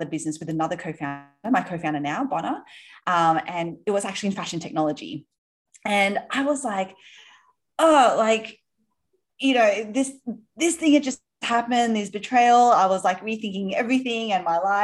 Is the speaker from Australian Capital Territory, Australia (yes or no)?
no; Sydney, New South Wales, Australia; moved away as an adult; now in New York, United States; You might be able to tell from my accent, are actually from Australia originally. Yes. Grew up in Sydney. We live in New York now.